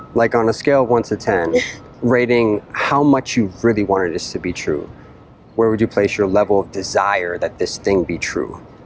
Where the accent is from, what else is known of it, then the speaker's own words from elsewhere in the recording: Boston, Massachusetts, United States; moved away; I'm originally from Boston, the Boston area.